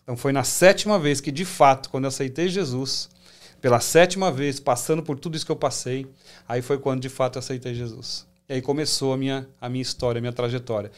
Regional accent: São Paulo, Brazil; also born or lived in Assis Chateaubriand, Paraná; Eu sou paranaense, sou nascido em Assis Chateaubriand, mas criado em São Paulo

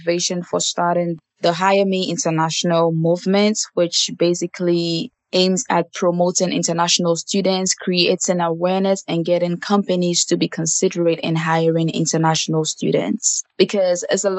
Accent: Ghana; moved away as an adult; now in United States; I came from Ghana in 2016 to pursue my degree in business administration

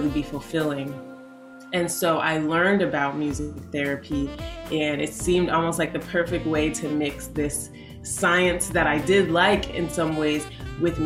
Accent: Windsor, Connecticut, United States; I grew up in Windsor, Connecticut

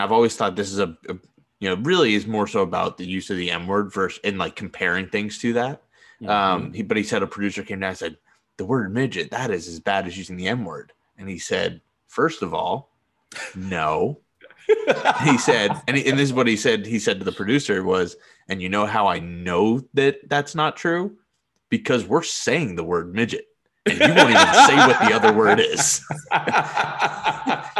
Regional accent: Boston, Massachusetts, United States; moved away; I'm from Boston

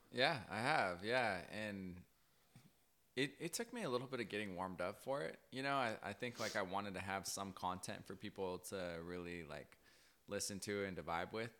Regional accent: Cortez, Colorado, United States; moved away; also born or lived in Burley; I'm originally from Colorado. Shout out nine seven oh, Cortez

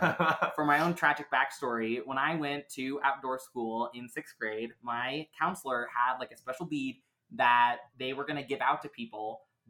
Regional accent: Oregon, United States; I grew up outside of Portland, and I actually went to outdoor school, you know, back at my old school, you know, when I was in sixth grade, actually.

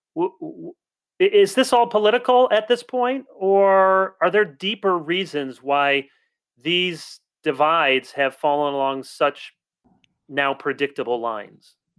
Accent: South Holland, Illinois, United States; I was born in South Holland, Illinois

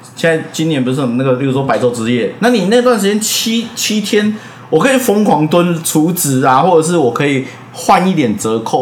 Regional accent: Taiwan; 我也在台湾出生

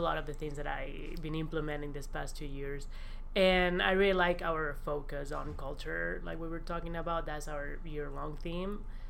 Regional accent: Valencia, Valencian Community, Spain; English is a second language; moved away as an adult; also born or lived in New York City; now in Tennessee, United States; I'm from Valencia, which couldn't be any flatter. There's no mountains at all. Zero mountains. And, you know, my mom just lives 5 minutes, 10 minutes away from the beach

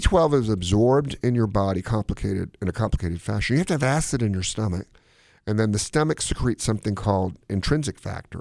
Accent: Gaithersburg, Maryland, United States; my hometown, Gaithersburg, Maryland

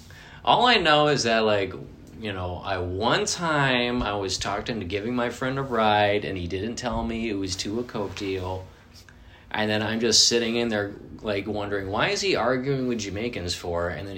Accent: Connecticut, United States; Yeah, right? I'm from Connecticut. Yeah. And all this happened when I was in New Hampshire.

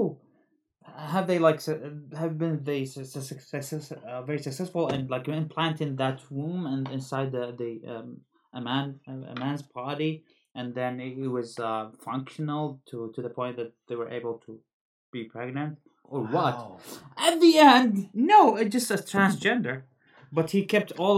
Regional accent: Eugene, Oregon, United States; I'm from Eugene

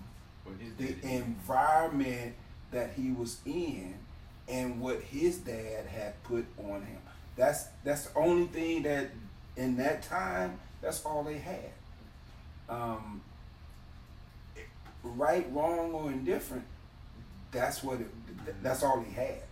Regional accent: Alabama, United States; I'm born and raised in Alabama

